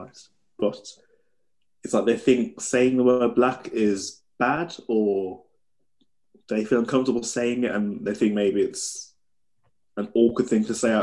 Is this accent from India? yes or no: no; United Kingdom; I'm British